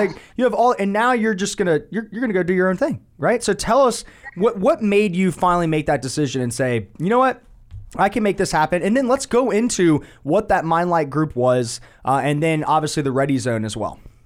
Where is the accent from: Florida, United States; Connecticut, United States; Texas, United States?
Florida, United States; Winter Park; I was born in Winter Park, Florida.